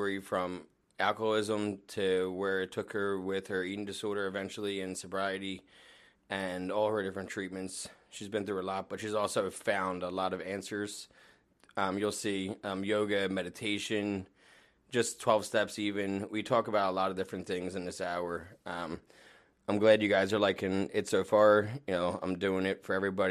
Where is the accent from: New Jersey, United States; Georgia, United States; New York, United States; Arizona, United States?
New Jersey, United States; I grew up in Jersey